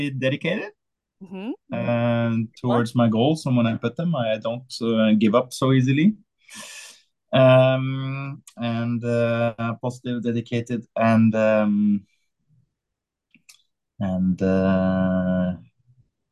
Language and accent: English; Oslo, Norway; I come from a part of Oslo, west side of Oslo, where no one did motorsport